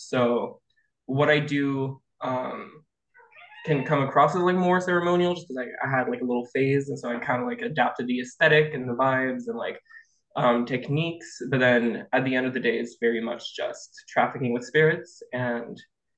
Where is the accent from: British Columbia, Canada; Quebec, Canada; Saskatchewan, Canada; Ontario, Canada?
Quebec, Canada; I'm from Quebec originally.